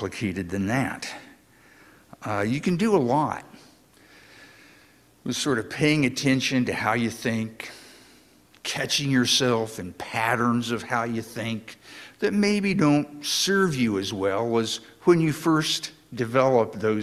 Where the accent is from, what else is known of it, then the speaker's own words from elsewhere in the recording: Indiana, United States; moved away; a truly lifelong friend of mine who I grew up with down in Indiana